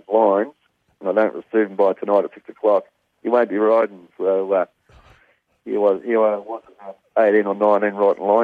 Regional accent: Parkdale, Victoria, Australia; also born or lived in Epsom / Flemington; I was originally from Parkdale, and went to John's at Epsom there, and then we transferred over to Flemington when I was about 19.

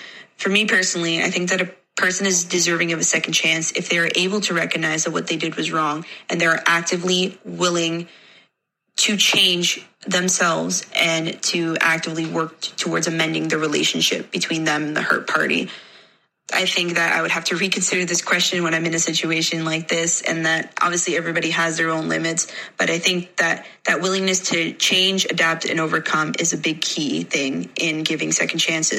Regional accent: Canada; I'm from Canada.

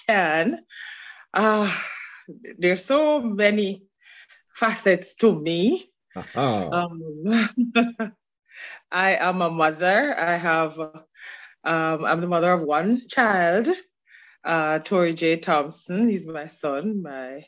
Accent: Osborne Store, Clarendon, Jamaica; now in Queens, United States; I am from the community of Osborne Store. Wow. In Clarendon.

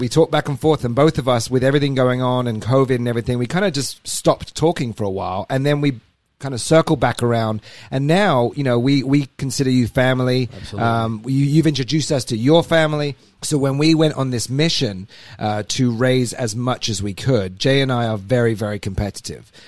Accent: England, United Kingdom; moved away as an adult; also born or lived in Alabama; I'm from England originally. Moved over here uh, seven years ago

